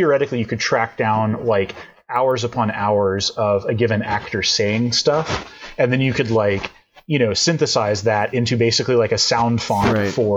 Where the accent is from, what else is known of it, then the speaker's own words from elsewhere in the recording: Texas, United States; moved away as an adult; also born or lived in Madison, Wisconsin; growing up in Texas